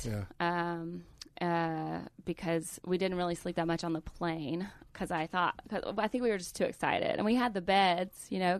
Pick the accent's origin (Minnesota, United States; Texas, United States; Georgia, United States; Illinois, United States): Georgia, United States; Calhoun; I'm from Calhoun, Georgia. Everybody knows that we have a Nike outlet.